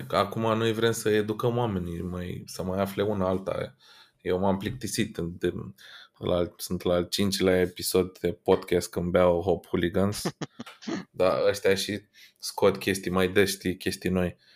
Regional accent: London, United Kingdom; Sunt din Londra, sunt obișnuit să beau British style everything, da?

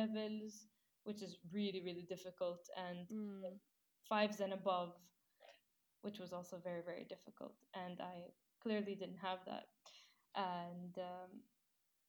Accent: United Arab Emirates; I am an Emirati from the United Arab Emirates

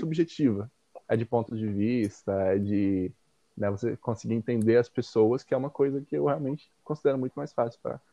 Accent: Minas Gerais, Brazil; moved away; de onde eu venho, numa cidade do interior lá de Minas Gerais

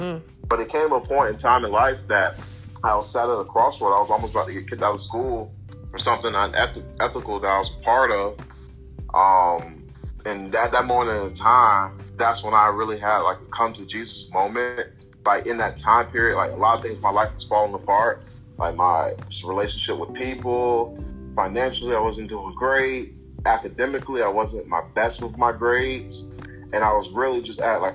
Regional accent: Virginia, United States; I'm originally from Virginia

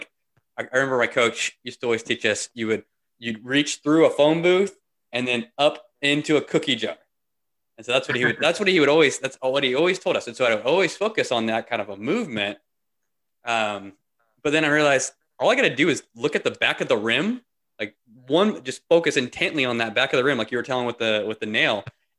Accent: Indiana, United States; So I grew up in Indiana where everybody plays basketball, right?

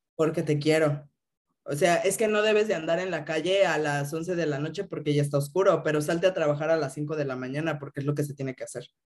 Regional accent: Mexico City, Mexico; crecí aquí en Ciudad de México

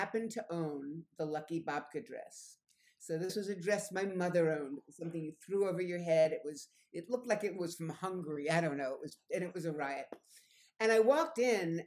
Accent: Great Neck, New York, United States; also born or lived in Los Angeles; I'm originally from New York. I grew up in a little town on Long Island called Great Neck.

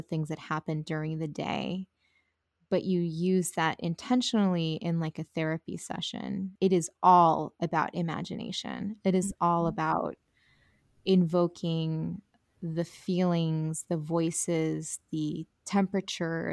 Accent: Colombia; I'm from Colombia

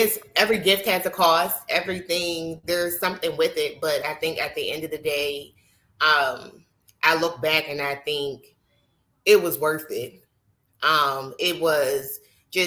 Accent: Pittsburgh, Pennsylvania, United States; I am from Pittsburgh, Pennsylvania

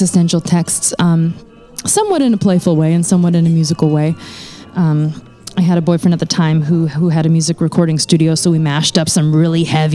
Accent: North Dakota, United States; moved away; I grew up in North Dakota

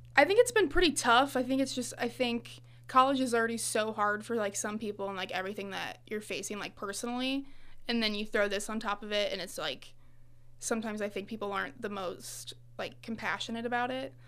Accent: Farmington, Illinois, United States; moved away as an adult; now in Monmouth, United States; I'm from the Farmington area, which is, like, about an hour away

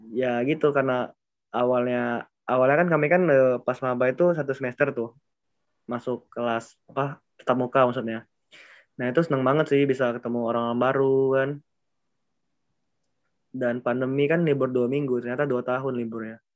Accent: Palembang, South Sumatra, Indonesia; Oke ya, jadi ya aku dari Palembang itu

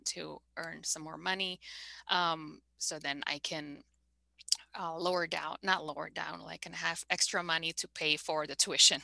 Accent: Bogor, West Java, Indonesia; moved away; also born or lived in Malaysia / Indianapolis / Montreal / Vancouver; I'm from Bogor, by the way, Bogor, West Java.

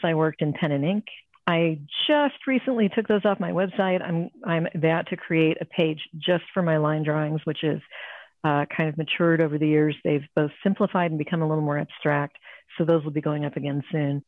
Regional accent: Ohio, United States; also born or lived in California; now in Arizona, United States; I grew up in Ohio. I'm a Midwestern girl

